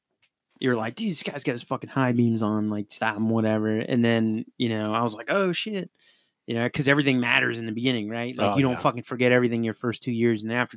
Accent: Long Island, New York, United States; moved away; And I'm from Strong Island.

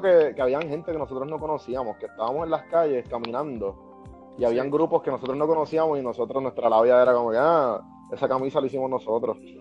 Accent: Guaynabo, Puerto Rico; born or raised there

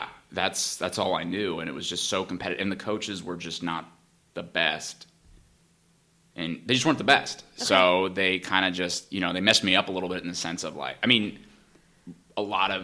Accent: Danville, California, United States; moved away as an adult; now in Los Angeles, United States; I'm from Northern California, so okay. I'm in the East Bay. This was okay. In a small town Danville

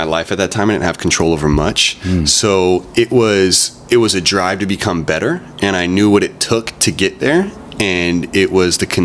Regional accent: Santa Barbara, California, United States; born and raised in Santa Barbara

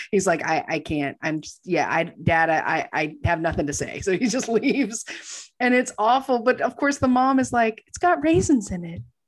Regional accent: Texas, United States; I grew up in Texas

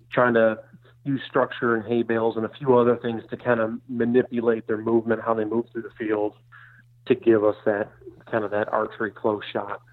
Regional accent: Michigan, United States; moved away as an adult; now in Iowa, United States; I grew up in Michigan

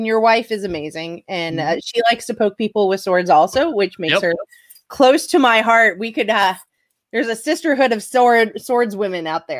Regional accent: Georgia, United States; I'm from Georgia.

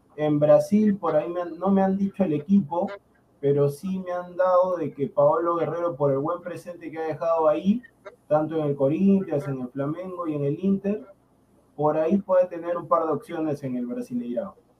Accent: Peru; yo le digo como peruano

